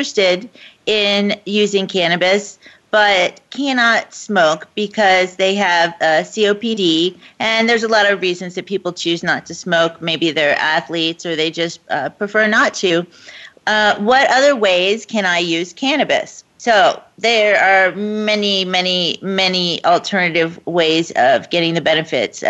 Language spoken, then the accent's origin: English; Florida, United States; my home state